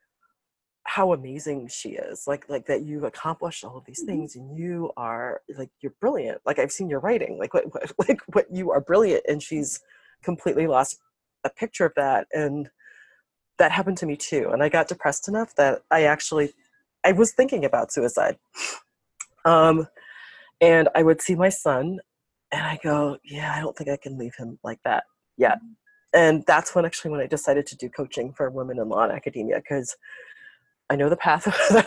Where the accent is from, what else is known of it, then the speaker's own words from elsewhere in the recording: Chicago, Illinois, United States; moved away; also born or lived in New York City; I'm the daughter of Jamaican immigrants, and I grew up in Chicago